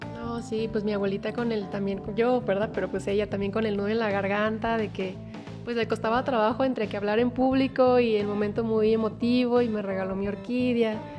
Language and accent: Spanish; Mexico; de México